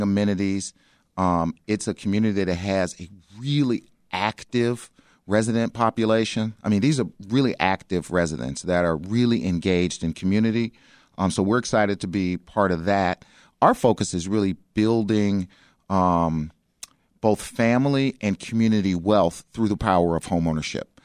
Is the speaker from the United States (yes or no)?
yes; Chicago, Illinois, United States; I grew up in South Shore